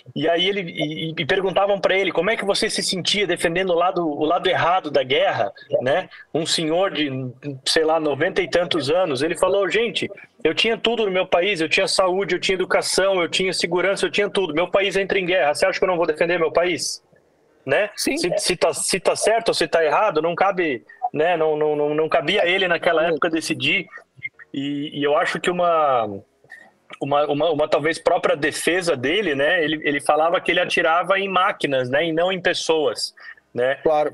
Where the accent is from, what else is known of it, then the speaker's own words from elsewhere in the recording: Blumenau, Santa Catarina, Brazil; eu sou de Blumenau